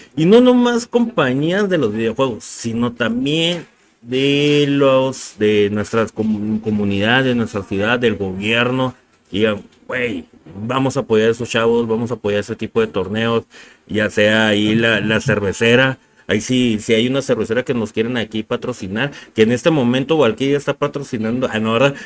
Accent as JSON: {"language": "Spanish", "country": "Mexico", "said": "como mexicanos nosotros"}